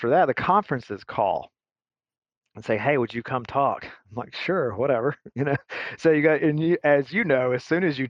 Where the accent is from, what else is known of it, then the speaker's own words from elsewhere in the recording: Alabama, United States; moved away as an adult; also born or lived in Atlanta; I'm from Alabama originally